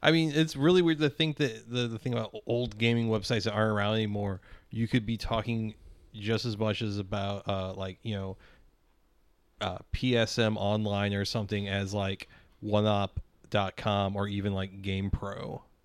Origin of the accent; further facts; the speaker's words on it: North County, St. Louis, Missouri, United States; growing up in fucking North County and, like, the aughts